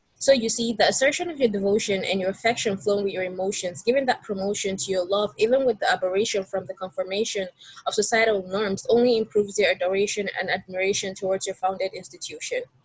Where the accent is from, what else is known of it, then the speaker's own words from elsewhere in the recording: Nigeria; moved away as an adult; now in United States; I'm originally from Nigeria, um, so yeah, I'm an international student